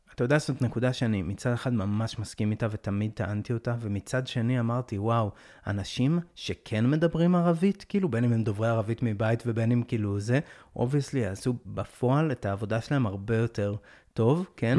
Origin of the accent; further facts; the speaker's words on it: Jerusalem, Jerusalem District, Israel; אני הייתי ירושלמי כל החיים, גדלתי באזור תלפיות, באקה